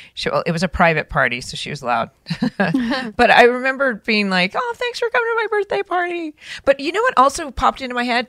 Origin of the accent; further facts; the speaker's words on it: Orange County, California, United States; I grew up in Orange County